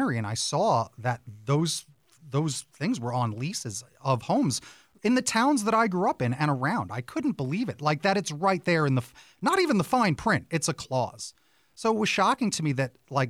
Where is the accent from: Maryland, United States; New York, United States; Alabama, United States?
New York, United States; Long Island; moved away as an adult; now in Tucson, United States; I grew up on Long Island for over 25 years. You can tell I'm an authentic New Yorker